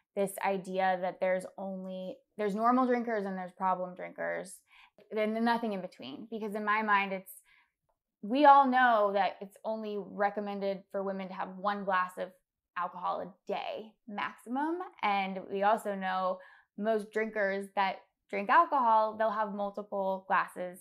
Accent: Fairfax, Virginia, United States; I was born in Virginia, Fairfax, Virginia

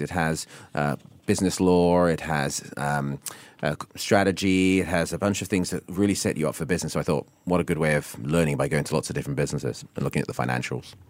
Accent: Isle of Wight, South East England, United Kingdom; also born or lived in Hong Kong; now in Singapore; growing up in the Alawai

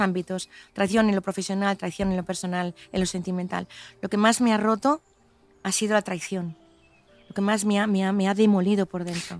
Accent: Cantabria, Spain; moved away; me llaman como cántabra

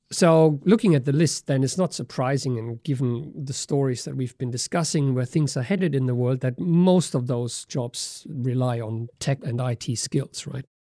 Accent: Germany; moved away; my home country, Germany

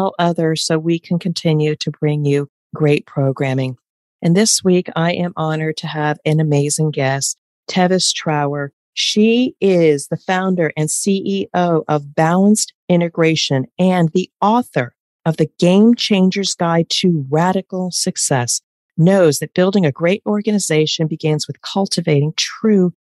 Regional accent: East Coast, United States; I'm from the East Coast and I can talk really fast

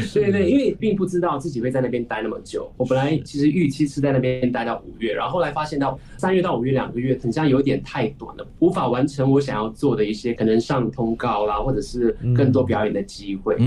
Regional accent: Singapore; 我是新加坡来的

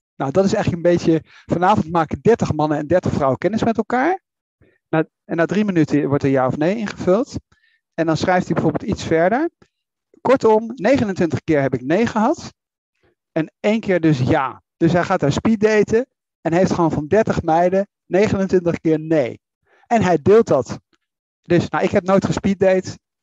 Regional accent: Netherlands

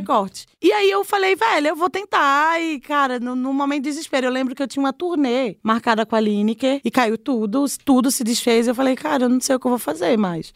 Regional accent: Recife, Pernambuco, Brazil; moved away as an adult; also born or lived in Olinda, Pernambuco; now in São Paulo, Brazil; eu sou de Recife, nasci em Recife, mas eu morei 10 anos em Olinda no sítio histórico

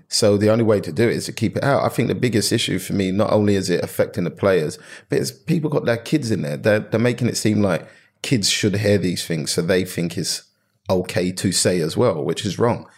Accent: London, United Kingdom; I grew up in South London

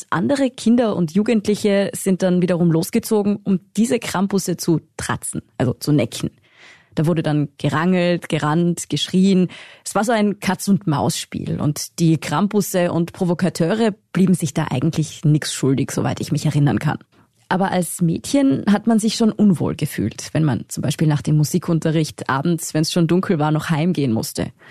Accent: Tyrol, Austria; accent: Tiroler Dialekt; Ich bin ja in Tirol aufgewachsen, in einem Dorf im Pitztal. Das müssen Sie jetzt nicht kennen, aber es ist jedenfalls ziemlich ländlich dort.

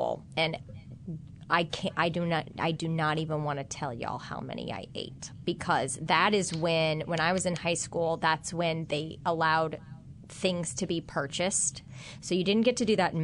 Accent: Kansas, United States; now in New Orleans, United States; I had in school growing up in Kansas

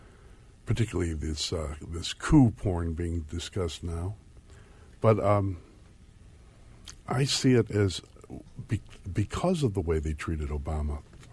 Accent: Chicago, Illinois, United States; I'm from Chicago.

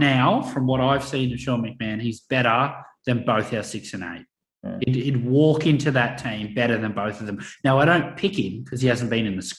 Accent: Australia; I love being an Aussie rugby fan.

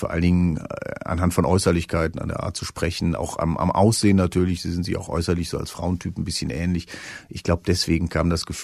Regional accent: Saarland, Germany; die Frage ist nicht, kann man als Saarländerin Bundeskanzlerin, sondern kann man, wenn man so ein kleines Land regiert hat

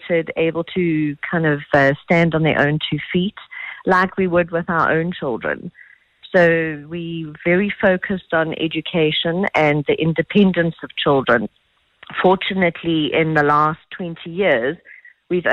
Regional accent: South Africa; we are South African, and South Africans being the kind of people that they are

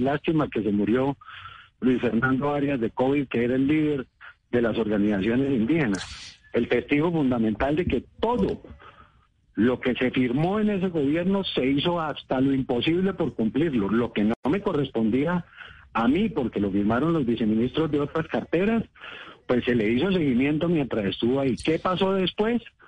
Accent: Cauca, Colombia; Yo nací en el Cauca, he tratado con los indígenas toda la vida

